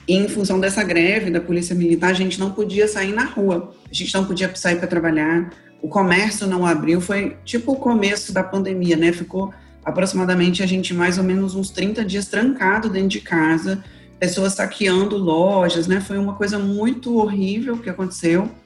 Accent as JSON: {"language": "Portuguese", "region": "Espírito Santo", "country": "Brazil", "said": "eu sou aqui do Espírito Santo"}